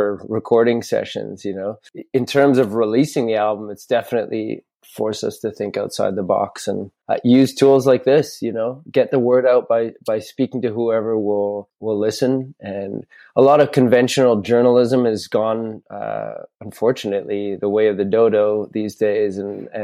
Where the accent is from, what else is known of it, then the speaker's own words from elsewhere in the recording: Canada; also born or lived in Montreal; as a Canadian